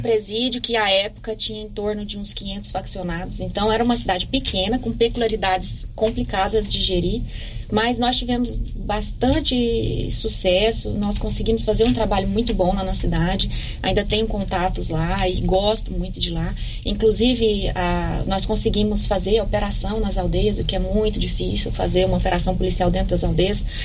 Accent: Silvânia, Goiás, Brazil; also born or lived in Goiânia; eu me criei aqui a vida toda

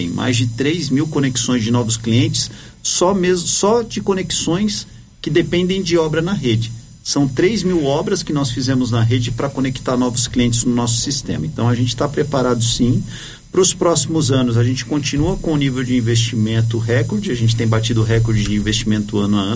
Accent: São Paulo, Brazil; now in Goiás, Brazil; Eu venho de São Paulo, estou alguns anos aqui em Goiás

